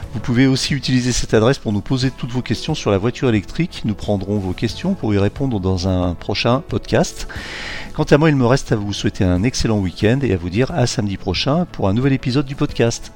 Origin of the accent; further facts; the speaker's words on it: Lyon, Auvergne-Rhône-Alpes, France; je suis lyonnais